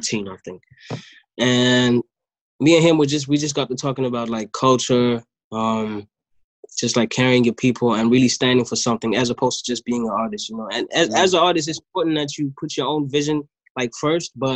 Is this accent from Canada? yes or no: no; Durban, KwaZulu-Natal, South Africa; also born or lived in Johannesburg; I was born in Joburg, but I was raised in Durban